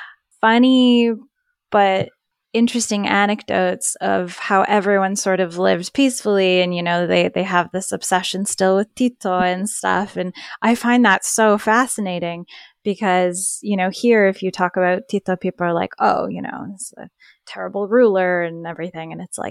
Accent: Sarajevo, Bosnia & Herzegovina; you know, we're both from Sarajevo, so we've been back.

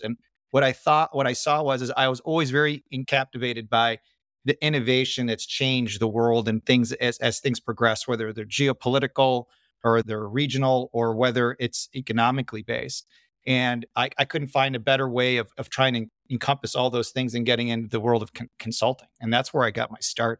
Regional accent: Chicago, Illinois, United States; also born or lived in Sydney, Australia / Parramatta, Australia; we grew up in Chicago, Midwest, born in, or not born, but raised

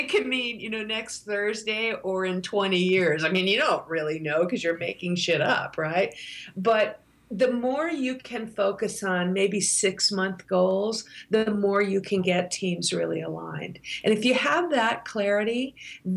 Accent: United States; I'm an American

